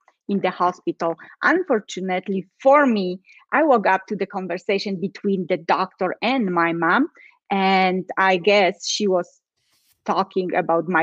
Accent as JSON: {"language": "English", "country": "Poland", "moved": "yes", "lives_now": "Colorado, United States", "said": "I am in Colorado, but originally I am from Poland."}